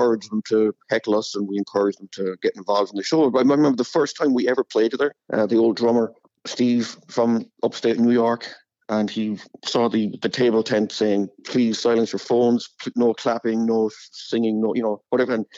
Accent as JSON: {"language": "English", "town": "Cork", "region": "Munster", "country": "Ireland", "tie": "born or raised there", "also_born_or_lived": "Los Angeles", "moved": "as an adult"}